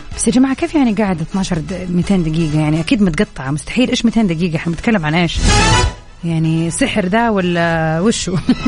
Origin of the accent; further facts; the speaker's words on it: Saudi Arabia; عندنا في السعودية